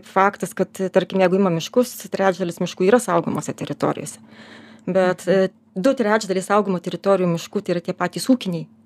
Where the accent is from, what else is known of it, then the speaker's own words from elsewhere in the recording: Lithuania; mes kaip lietuviai tikrai manome, kad mums tos gamtos reikia, mums kaip lietuviam